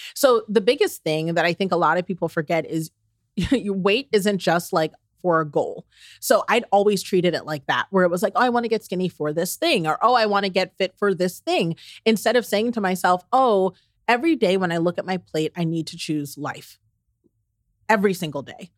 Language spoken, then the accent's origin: English; the South, United States; I'm from the South